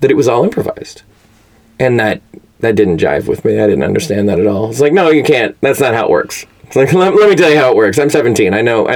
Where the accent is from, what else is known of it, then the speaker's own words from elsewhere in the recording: Fort Worth, Texas, United States; moved away as an adult; also born or lived in Chicago; now in Los Angeles, United States; I am from Fort Worth, Texas. Born and raised.